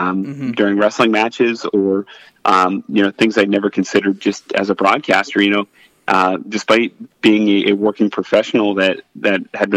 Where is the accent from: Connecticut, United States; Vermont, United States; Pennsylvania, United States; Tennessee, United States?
Pennsylvania, United States; Allentown; Growing up in Allentown, a lot of people don't realize that's where the Philadelphia and New York media markets intersect.